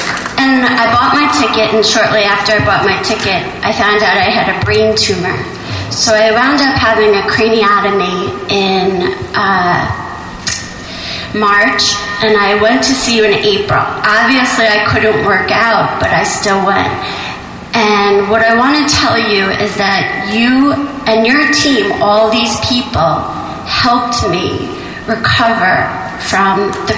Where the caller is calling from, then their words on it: New York, United States; from New York.